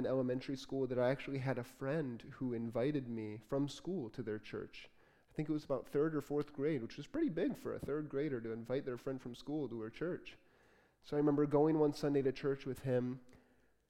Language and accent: English; Port Huron, Michigan, United States; also born or lived in Detroit, Michigan; I was born in Detroit. I grew up in Port Huron, a little bit north of Port Huron